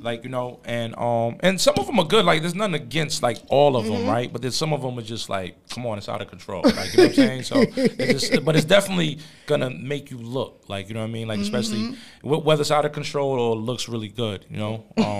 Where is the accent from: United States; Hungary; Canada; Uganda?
United States; New York City, New York; I'm originally from Jamaica, Queens, though.